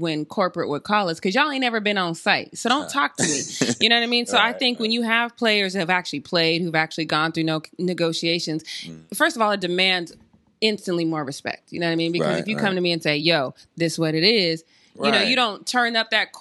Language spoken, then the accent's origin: English; Denver, Colorado, United States; I'm from Denver.